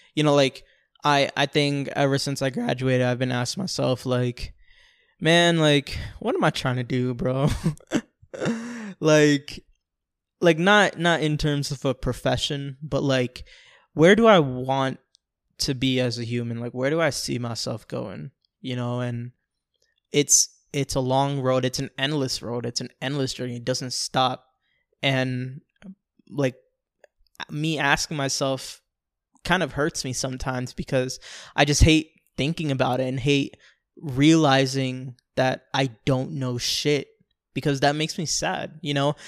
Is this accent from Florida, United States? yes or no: yes; Orlando, Florida, United States; also born or lived in Bronx, New York; That's where I've lived ever since I was six years old up to twenty-two when I moved out